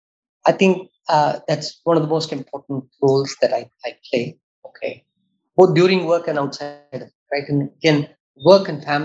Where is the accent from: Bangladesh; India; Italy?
India; as an Indian